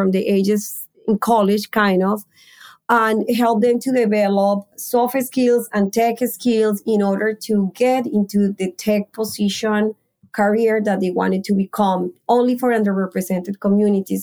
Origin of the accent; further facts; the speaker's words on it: Colombia; moved away as an adult; I am from Colombia and I came when I was 23 years old.